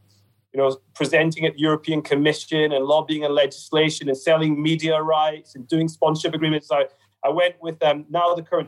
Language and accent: English; Glasgow, Scotland, United Kingdom; Well, I think as a youngster growing up in Glasgow, you were either Rangers or Celtic, and I got taken to a Rangers game by my late grandpa, so that Rangers became a way of life for me.